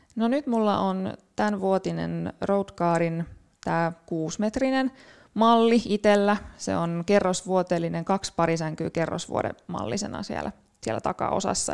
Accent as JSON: {"language": "Finnish", "town": "Turku", "region": "Southwest Finland", "country": "Finland", "tie": "born or raised there", "said": "Turusta kotosin, siellä, siellä kasvanut ja, ja opintoni suorittanut"}